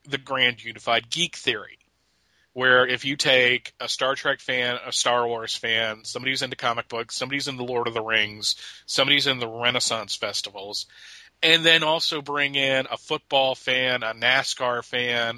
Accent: Pennsylvania, United States; I grew up in Pennsylvania, so I watched the Eagles

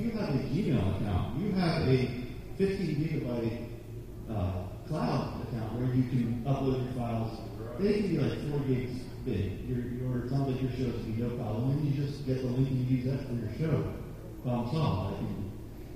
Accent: Pennsylvania, United States; moved away; I grew up in Pennsylvania.

